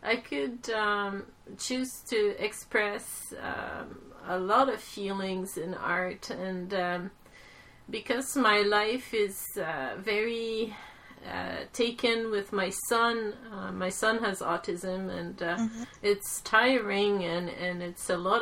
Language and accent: English; Quebec, Canada; growing up in Quebec, my father always brought me to the museums